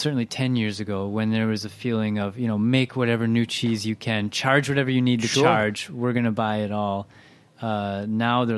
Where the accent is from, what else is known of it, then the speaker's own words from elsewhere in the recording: Midwest, United States; as a Midwesterner